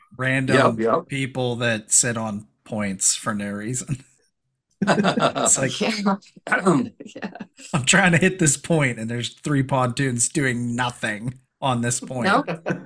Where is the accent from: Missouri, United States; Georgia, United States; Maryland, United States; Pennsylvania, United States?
Pennsylvania, United States; we're from Pennsylvania